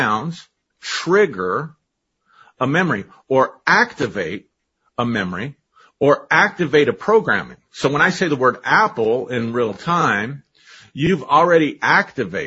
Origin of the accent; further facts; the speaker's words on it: United States; first language English; I learned English because I grew up in America